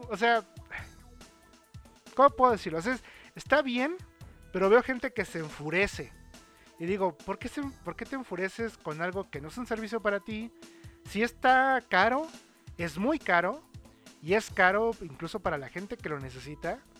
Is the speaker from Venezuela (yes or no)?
no; United States; Spanish is a second language; A table. Es que, es que soy gringa.